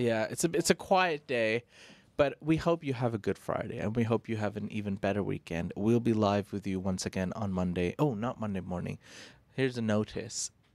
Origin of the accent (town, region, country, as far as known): India